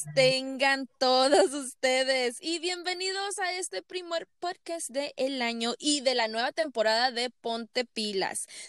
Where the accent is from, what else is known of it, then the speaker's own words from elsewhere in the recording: Mexico; moved away; tú y yo como mexicanos